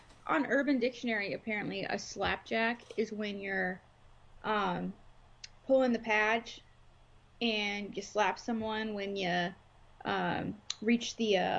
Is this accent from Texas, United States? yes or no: yes; Texas, United States; maybe it's because I grew up in Texas and I grew up around like a bunch of like, you know, barbecue